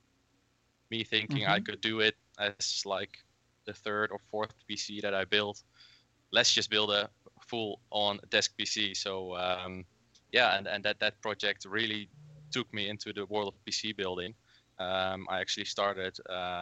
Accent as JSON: {"language": "English", "country": "Netherlands", "said": "I'm from the Netherlands."}